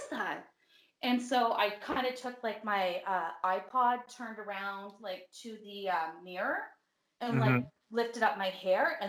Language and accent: English; Brockville, Ontario, Canada; moved away; I grew up in a haunted house, so I'm from Brockville